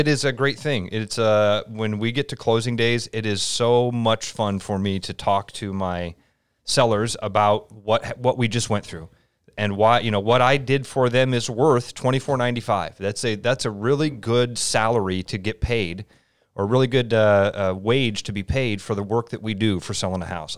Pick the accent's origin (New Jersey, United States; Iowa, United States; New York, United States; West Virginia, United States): Iowa, United States; Pleasant Hill; I grew up in Pleasant Hill, uh, a little suburb on the east side of Des Moines.